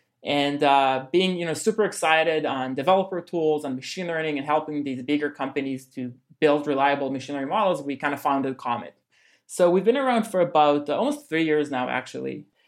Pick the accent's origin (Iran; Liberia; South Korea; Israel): Israel; now in New York, United States; I'm personally originally from Israel, but we're actually fully based in New York